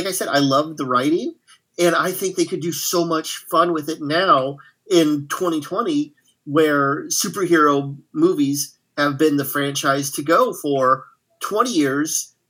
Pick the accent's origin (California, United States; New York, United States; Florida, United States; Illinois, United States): Illinois, United States; Quincy and Decatur; When I moved from Quincy to Decatur, Illinois, in 1993